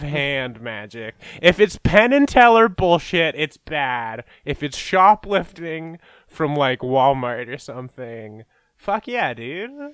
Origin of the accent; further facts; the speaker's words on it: Canada; as a Canadian, which is, like, our country is just, like, almost qu-, just as fucked up